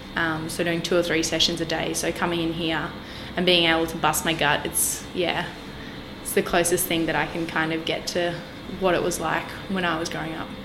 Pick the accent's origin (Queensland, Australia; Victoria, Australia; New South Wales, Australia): Queensland, Australia; Magnetic Island; also born or lived in Townsville; now in Brisbane, Australia; I grew up on Magnetic Island